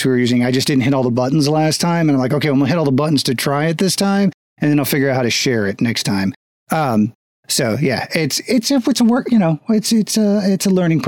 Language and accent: English; United States; also born or lived in Florida / Texas; I grew up in Florida and Texas